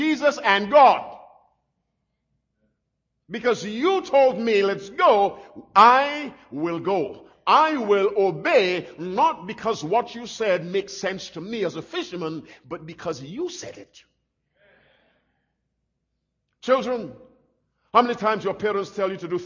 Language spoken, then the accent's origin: English; Barbados; when I was a little boy growing up in Barbados